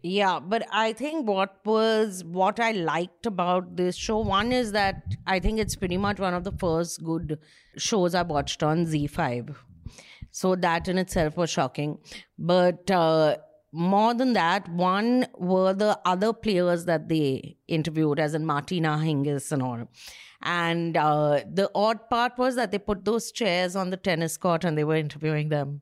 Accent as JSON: {"language": "English", "town": "Kolkata", "region": "West Bengal", "country": "India", "tie": "born or raised there", "said": "he's from my school"}